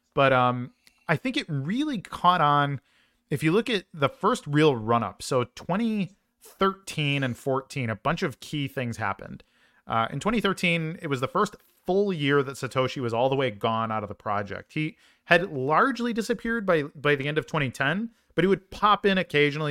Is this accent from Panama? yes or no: no; Chicago, Illinois, United States; I'm a Chicagoan by uh, by birth